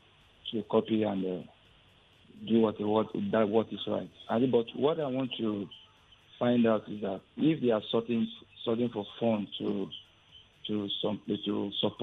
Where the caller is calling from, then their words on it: Ogun State, Nigeria; I'm calling from Ogun State, Adodota.